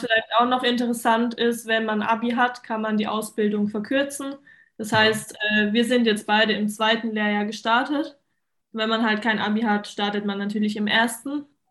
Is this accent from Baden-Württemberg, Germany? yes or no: yes; Mannheim, Baden-Württemberg, Germany; ich bin 22, ich komme aus Mannheim